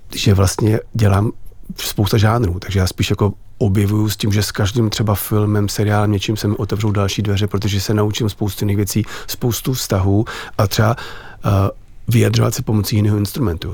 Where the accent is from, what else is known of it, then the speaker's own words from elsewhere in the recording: Czechia; jsem Čech, miluju Čechy, žiju tady